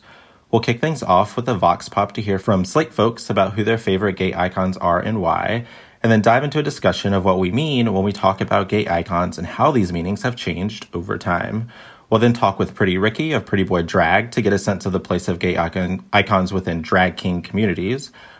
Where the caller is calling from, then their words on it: Sydney, New South Wales, Australia; I'm calling in from Sydney, Australia